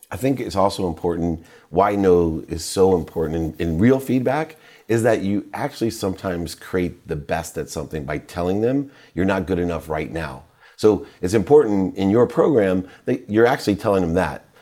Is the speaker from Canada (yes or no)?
no; Akron, Ohio, United States; also born or lived in Dayton; I was born in Akron